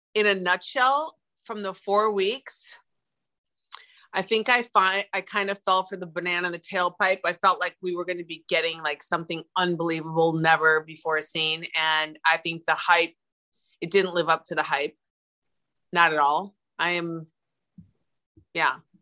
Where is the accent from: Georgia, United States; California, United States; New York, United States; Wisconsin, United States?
Wisconsin, United States; Milwaukee; I'm I'm from Milwaukee